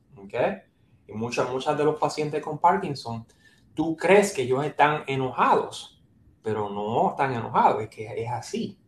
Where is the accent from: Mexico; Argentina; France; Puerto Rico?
Puerto Rico; San Juan; moved away as an adult; also born or lived in New York, United States / New Jersey, United States / Cleveland, Ohio, United States / Nebraska, United States; now in Tennessee, United States; soy, me crié y nací en San Juan, Puerto Rico, Trujillo Alto, San Juan